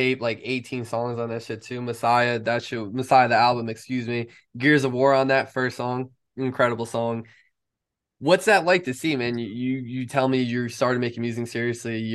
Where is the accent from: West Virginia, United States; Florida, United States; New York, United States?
New York, United States; a fellow New Yorker